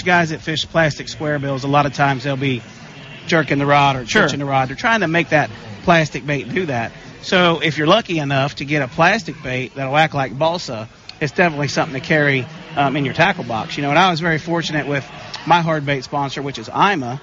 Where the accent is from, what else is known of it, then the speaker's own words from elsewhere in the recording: United States; I was born and raised on the Ohio River